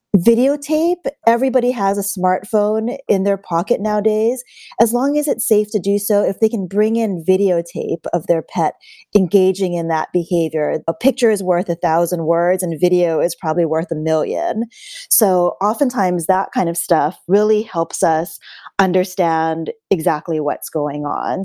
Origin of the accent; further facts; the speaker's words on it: Hawaii, United States; moved away; I'm actually originally from Hawaii